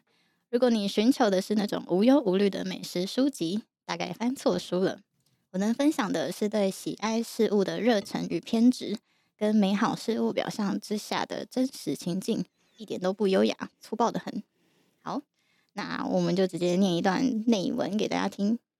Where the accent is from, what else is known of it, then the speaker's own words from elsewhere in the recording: Yilan, Yilan County, Taiwan; moved away; 我因为我以前在宜兰长大嘛，